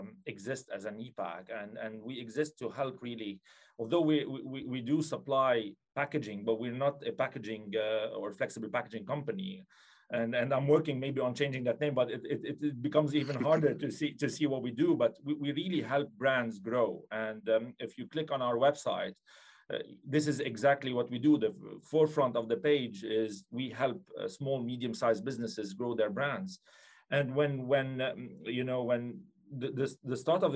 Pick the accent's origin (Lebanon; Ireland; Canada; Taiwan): Lebanon; I grew up in Lebanon, hence my surname